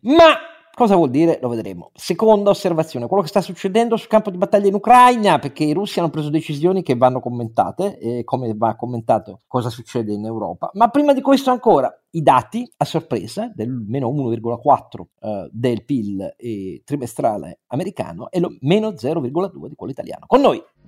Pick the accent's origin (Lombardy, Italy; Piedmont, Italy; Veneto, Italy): Piedmont, Italy; io sono piemontese